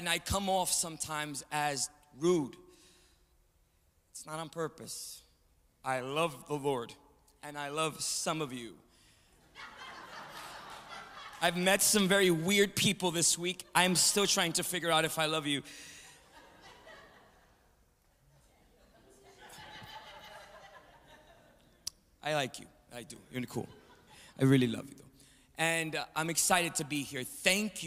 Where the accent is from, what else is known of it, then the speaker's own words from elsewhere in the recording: New York City, New York, United States; from New York City, from Manhattan, born in the Bronx, right across the street from the Yankee Stadium